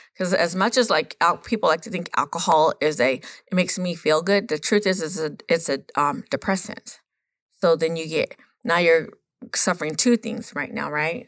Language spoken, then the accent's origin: English; Los Coyotes Reservation, California, United States; I am from Los Coyotes Reservation up there in the mountain back there